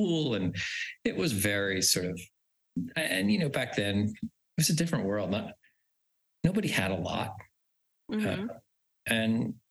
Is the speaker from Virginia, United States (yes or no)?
no; Haddon Heights, New Jersey, United States; moved away as an adult; also born or lived in New York City / West Midlands, England; I grew up in a little suburban town in South Jersey outside Philadelphia called Haddon Heights